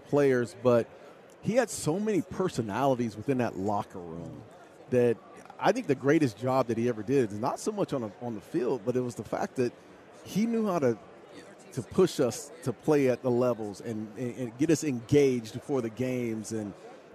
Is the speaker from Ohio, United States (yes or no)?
no; Phoenix, Arizona, United States; I'm from the Valley anyway, right? So I'm from Phoenix.